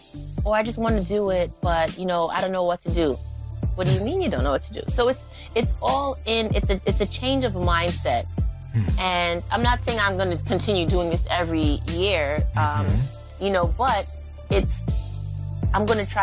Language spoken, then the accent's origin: English; New York, United States; Because I'm from the East Coast. So I don't really pay attention.